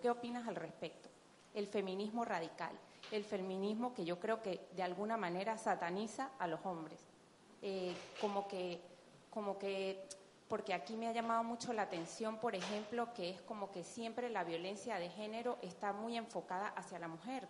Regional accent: Venezuela; moved away as an adult; now in Basque Country, Spain; soy venezolana.

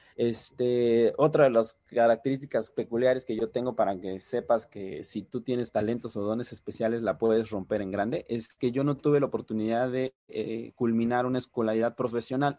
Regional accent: Oaxaca de Juárez, Oaxaca, Mexico; yo soy originario, así como bien lo dijo Gabo, de la ciudad de Oaxaca, Oaxaca.

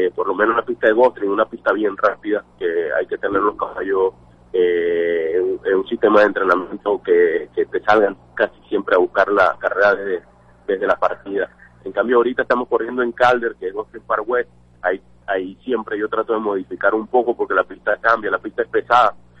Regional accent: Venezuela; moved away as an adult; now in United States; en Venezuela yo mantuve el número máximo que tuve en mi país fueron 84 animales

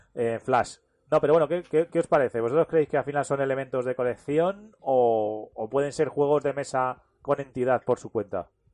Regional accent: Talavera de la Reina, Castilla-La Mancha, Spain; yo soy de Talavera de la Reina

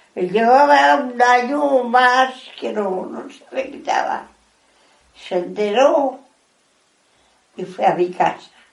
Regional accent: Madrid, Community of Madrid, Spain; Nos vinimos de Madrid a vivir aquí, que es donde me crió.

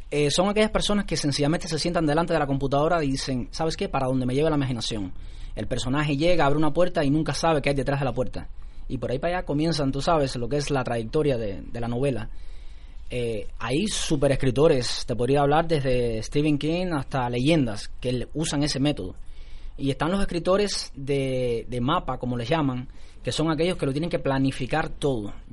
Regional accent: Cuba; Mira, pasaron muchas cosas, porque yo soy cubano.

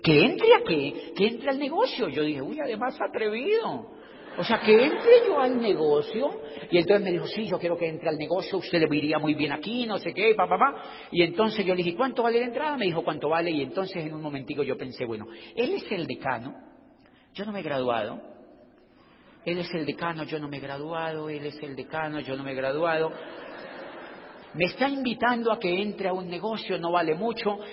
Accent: Colombia; yo soy de Colombia

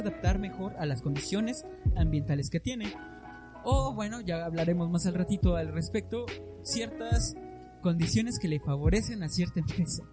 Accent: Mexico; nos lastima como mexicanos

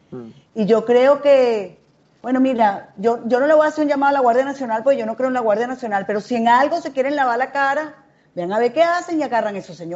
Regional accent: Caracas, Capital District, Venezuela; yo soy de la Florida, pero yo, estando en bachillerato, hice un festival que se llamaba el Festival de la Carrera del Sol donde era una competencia, dos noches de colegios de Caracas

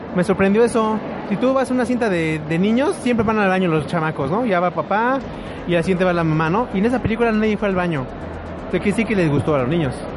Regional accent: Mexico; si no somos los mexicanos

